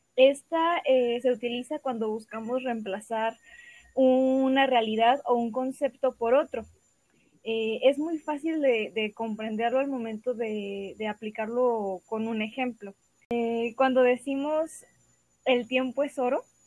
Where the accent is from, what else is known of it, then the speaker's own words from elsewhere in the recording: Guadalajara, Jalisco, Mexico; soy de Guadalajara, Jalisco